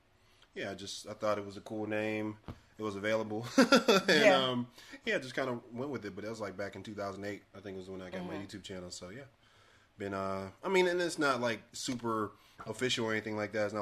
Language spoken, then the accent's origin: English; Chicago, Illinois, United States; I'm from Chicago